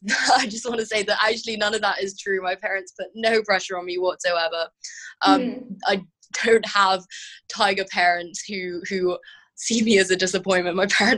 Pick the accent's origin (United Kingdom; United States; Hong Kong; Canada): Hong Kong; actually, I'm from Hong Kong